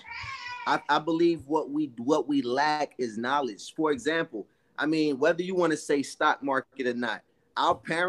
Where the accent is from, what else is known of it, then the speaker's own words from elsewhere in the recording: New York City, New York, United States; my mom and dad, growing up in Brooklyn, a one apartment house, all that, dad working, mom struggling